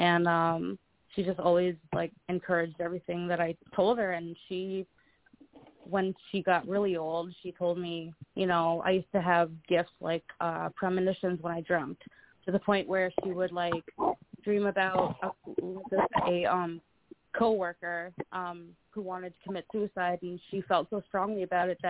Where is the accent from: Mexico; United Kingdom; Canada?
Canada; now in Buffalo, United States; I'm actually Canadian